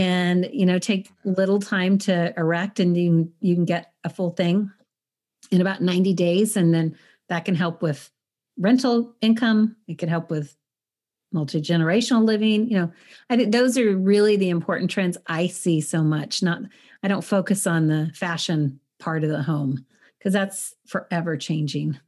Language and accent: English; El Paso, Texas, United States; moved away; I'm from El Paso